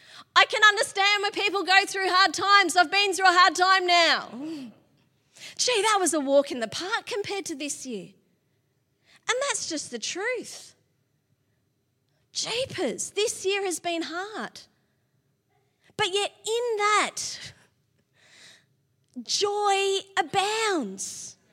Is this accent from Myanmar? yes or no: no; Sydney, New South Wales, Australia; now in Melbourne, Australia; My brother Matt got married first, and we're from Sydney